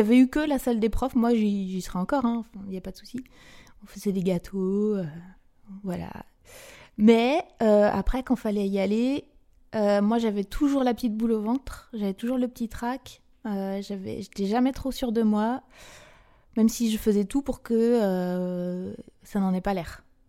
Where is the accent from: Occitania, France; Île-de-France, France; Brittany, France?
Brittany, France; also born or lived in Côtes-d'Armor / Ille-et-Vilaine; j'ai grandi bah, euh, en Bretagne